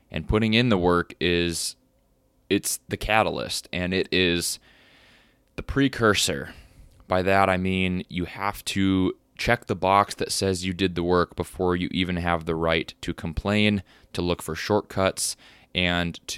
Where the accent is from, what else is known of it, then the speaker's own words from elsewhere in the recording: Texas, United States; moved away; And since I moved to North Dakota from Texas and um, been living on a farm